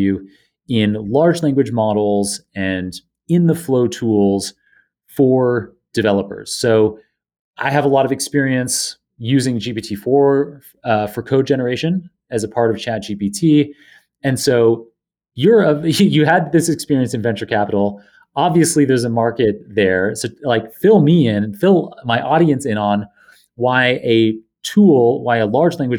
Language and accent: English; Canada; now in New York, United States; my home nation